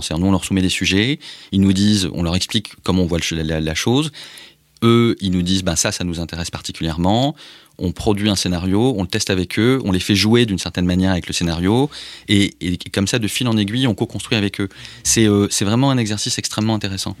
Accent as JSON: {"language": "French", "country": "France", "said": "je suis français"}